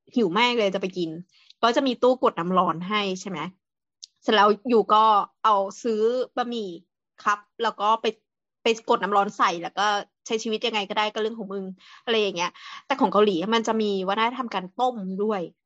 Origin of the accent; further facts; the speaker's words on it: Thailand; เรามาจากไทย